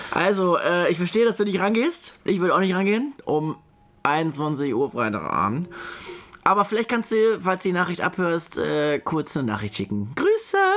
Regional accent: Poland; German is a second language; als Pole, Gebürtiger, kann man das.

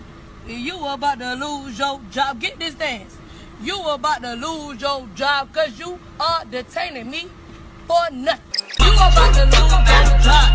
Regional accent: New Orleans, Louisiana, United States; About growing up in New Orleans. Because we went on our first protest when I was 6 years old.

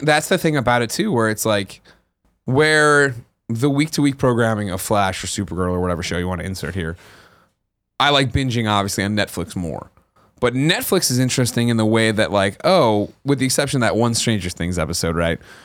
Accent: Glen Ellyn, Illinois, United States; moved away; I'm from Glen Ellen

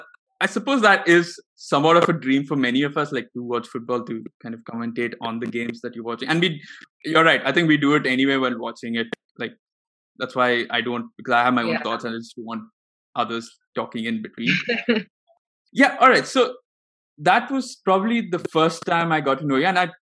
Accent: India; started off watching cricket because as Indian families do, we do.

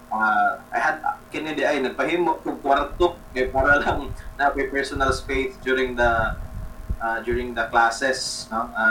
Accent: Cebu, Central Visayas, Philippines; I went back to my hometown since mm-hmm. March so since the lockdown in Cebu City uh, so since March I'm currently based outside Cebu City but still in Cebu

